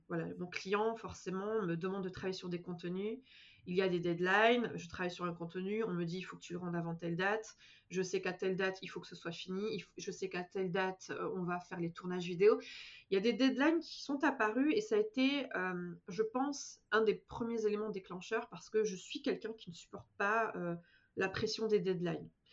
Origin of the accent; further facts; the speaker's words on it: Bordeaux, Nouvelle-Aquitaine, France; moved away as an adult; also born or lived in Paris; now in Manchester, United Kingdom; je suis originaire de Bordeaux à la base